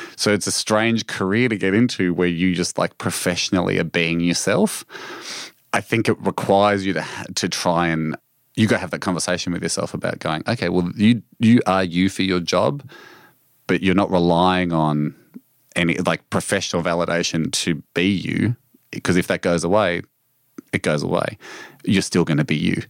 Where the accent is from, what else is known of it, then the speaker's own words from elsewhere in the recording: Australia; this is, of course, my home country